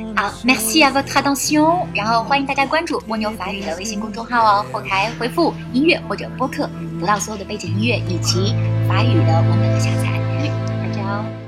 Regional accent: China; 我们中国人

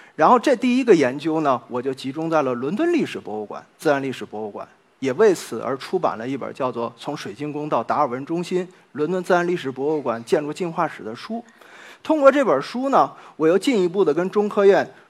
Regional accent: China; now in Nottingham, United Kingdom; 我们中国人

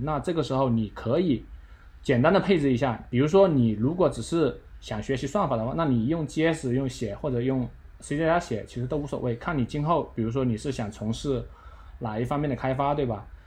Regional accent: China; 我们中国人这种惊世勿用的这种，这种理念

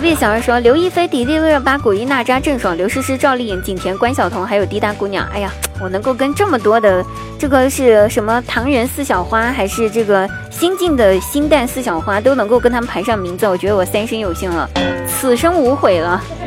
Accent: Guizhou, China; 我们家乡代表性的美食呢，叫做，呃 丝娃娃

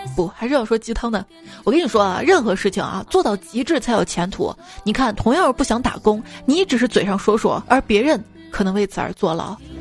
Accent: Xi'an, Shaanxi, China; 我是西安的嘛。 我们这边也是有很多河南籍的同学，我们当时上学班上就是这样的

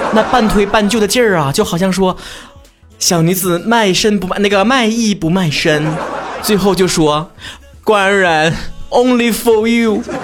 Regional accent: Northeast China, China; 他们肯定会以我是东北人为理由灌我酒。

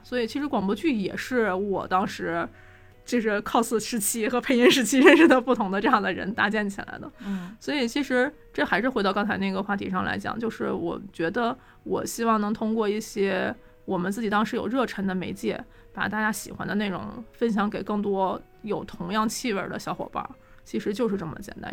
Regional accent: Northeast China, China; 作为一个东北人

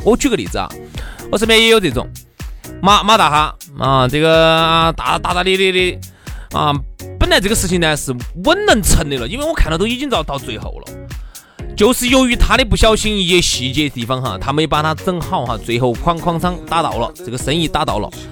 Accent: Sichuan, China; 我们四川这边的朋友

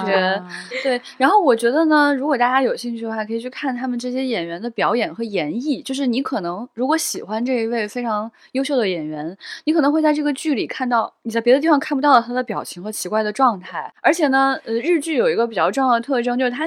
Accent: Xi'an, Shaanxi, China; 李夏呢还是我的老乡，我就很期待西安人

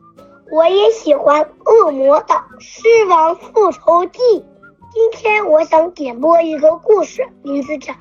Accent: Shaanxi, China; 我四岁了，我来自陕西。

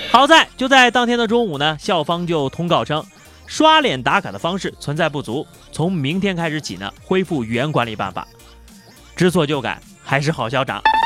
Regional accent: China; 我们中国人

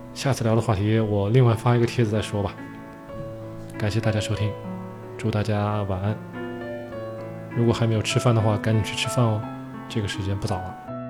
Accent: China; 我们中国人

